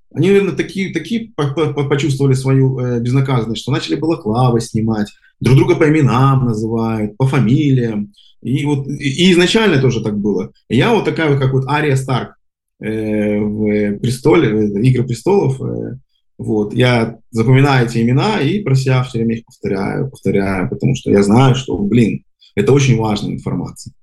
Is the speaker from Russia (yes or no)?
no; Minsk, Belarus; moved away as an adult; now in Israel; родился на бульваре э, Шевченко и, и всю жизнь там прожил